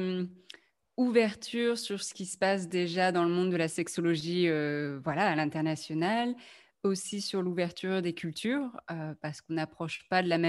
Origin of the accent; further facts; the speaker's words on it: France; now in Belgium; je suis française